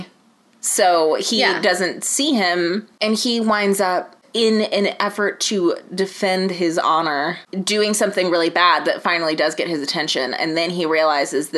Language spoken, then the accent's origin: English; United States; as an American